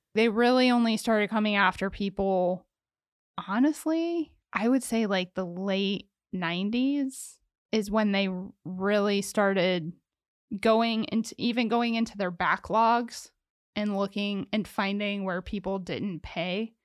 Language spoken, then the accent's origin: English; Ohio, United States; I'm from Ohio and I was a child of a divorce